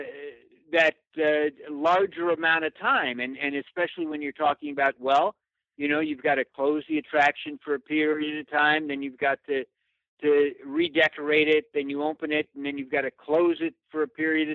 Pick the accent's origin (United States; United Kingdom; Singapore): United States; Glendale, California; I grew up in Glendale, which is adjacent to that.